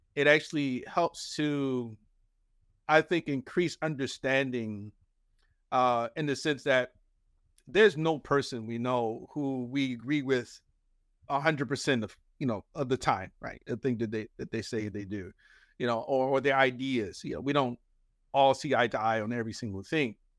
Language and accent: English; Philadelphia, Pennsylvania, United States; Philadelphia is my hometown